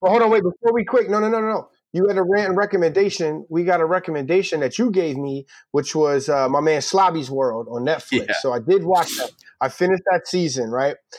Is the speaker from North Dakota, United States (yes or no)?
no; Philadelphia, Pennsylvania, United States; I'm from North Philly, man, where like dudes holler at girls on the street